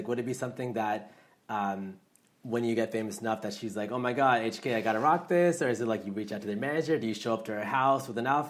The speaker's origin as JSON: {"language": "English", "region": "Maryland", "country": "United States", "said": "I'm from Maryland."}